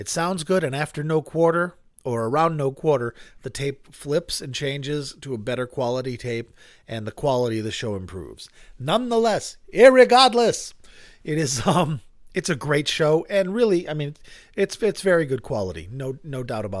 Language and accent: English; New Hampshire, United States; moved away; I grew up in New Hampshire where you went to work if it snowed